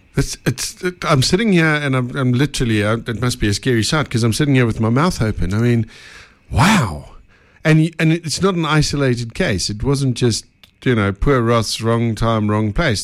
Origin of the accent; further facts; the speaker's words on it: Benoni, Gauteng, South Africa; us Benoni people got to stick together.